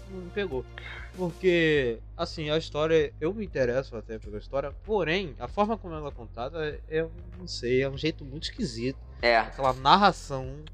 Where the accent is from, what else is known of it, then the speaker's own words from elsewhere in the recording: Brazil; como brasileiro